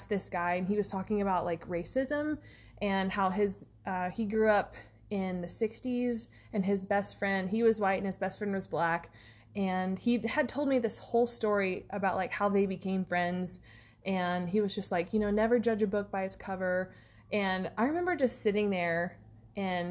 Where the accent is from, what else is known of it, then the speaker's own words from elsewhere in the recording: Big Spring, Texas, United States; I'm from East Texas, and then I spent a lot of time, like most of my family's in East Texas, and then we lived, I mean, I grew up mostly in Big Spring